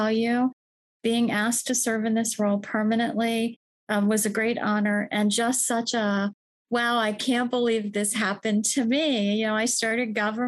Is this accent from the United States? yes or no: yes; Washington, District of Columbia, United States; I'm from Washington, D.C. I knew I wanted to work in government from the start because I was raised in D.C.